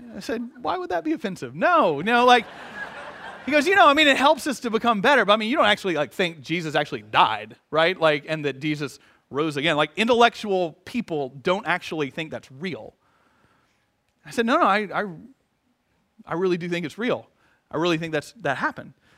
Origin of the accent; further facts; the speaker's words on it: Atlanta, Georgia, United States; moved away; growing up in Atlanta